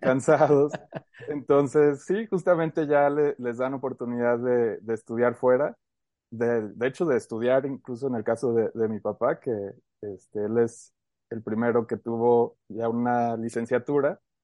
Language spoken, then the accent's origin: Spanish; Aguascalientes, Mexico; nacimos aquí en Aguascalientes, tanto ella como yo. Y por azares del destino nos ha tocado por ahí movernos un poco, pero gran parte de mi vida la he pasado aquí en Aguascalientes.